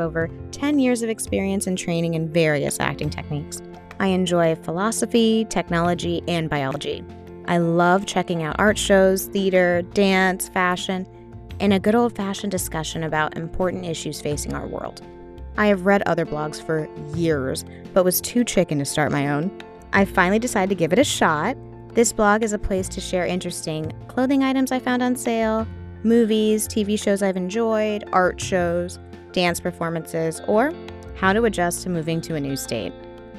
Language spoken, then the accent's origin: English; South Florida, United States; moved away as an adult; also born or lived in Los Angeles, California; now in Atlanta, United States; I'm originally from South Florida. After graduation, I moved to Los Angeles, California, then Atlanta, Georgia.